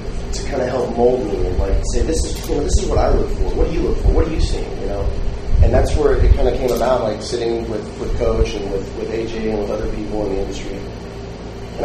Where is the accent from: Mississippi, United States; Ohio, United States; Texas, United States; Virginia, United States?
Texas, United States; North; moved away as an adult; now in New York, United States; I grew up in North Texas